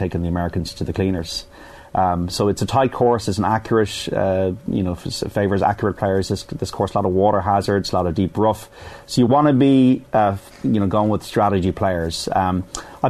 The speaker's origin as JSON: {"language": "English", "area": "the Pale", "region": "Leinster", "country": "Ireland", "said": "I'm from the Pale"}